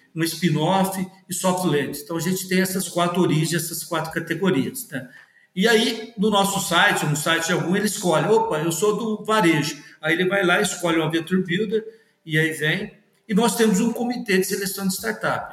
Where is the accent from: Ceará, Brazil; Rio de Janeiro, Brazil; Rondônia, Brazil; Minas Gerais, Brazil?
Minas Gerais, Brazil; eu sou mineiro